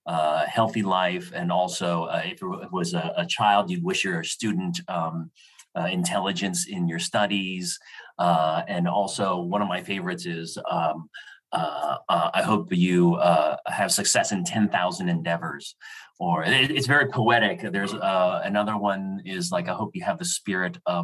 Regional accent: Los Angeles, California, United States; I was born in the Los Angeles area in the early 1970s

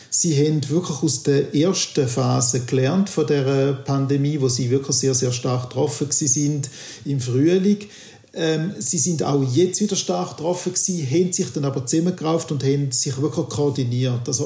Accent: St. Gallen, Switzerland; Ich bin St. Galler und ich bin doch auch sehr erstaunt gewesen

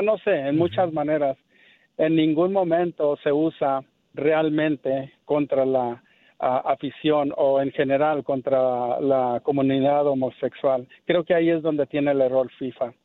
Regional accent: Mexico; now in Los Angeles, United States; yo soy mexicano

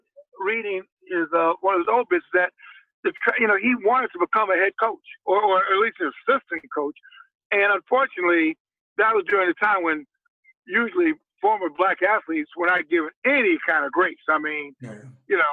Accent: Chicago, Illinois, United States; we grew up in Chicago

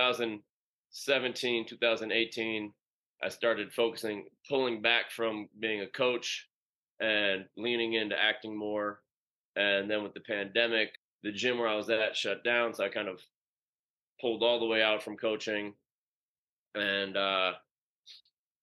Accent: Washington, District of Columbia, United States; moved away as an adult; also born or lived in Virginia; I'm born and raised in Washington, D.C. I spent the first 18 years of my life there

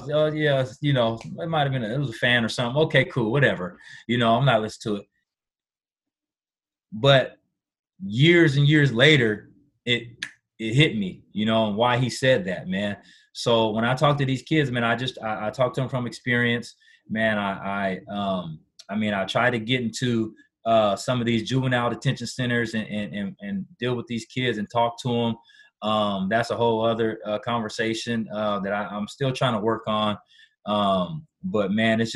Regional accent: Washington, United States; back at home in Washington

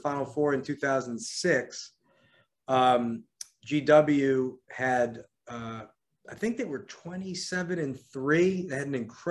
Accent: New York, United States; also born or lived in Virginia / Miami; now in Washington, D.C., United States; I'm from New York originally

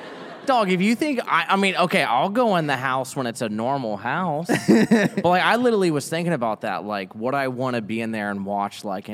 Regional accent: Florida, United States; I grew up in Florida.

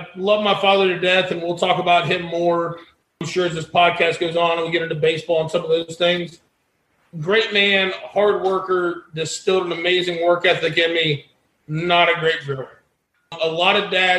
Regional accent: Lakeland, Florida, United States; here in Lakeland, my hometown, Lakeland, Florida

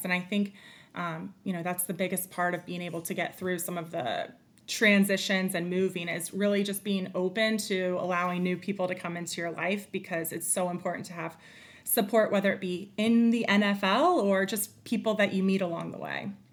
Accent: North Carolina, United States; moved away as an adult; also born or lived in Arizona; I grew up in North Carolina.

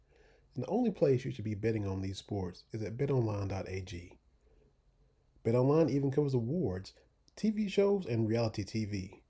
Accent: Harlan County, Kentucky, United States; I grew up in Harlan County watching him back in the day on WKYT.

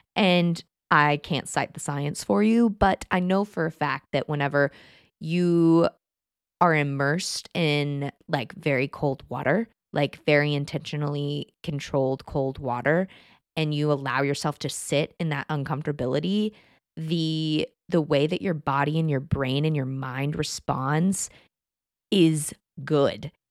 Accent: Texas, United States; moved away; I grew up in Texas

